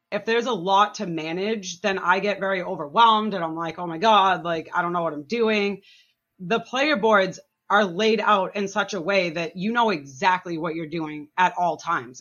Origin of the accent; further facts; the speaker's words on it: Massachusetts, United States; now in New Hampshire, United States; I'm from Massachusetts originally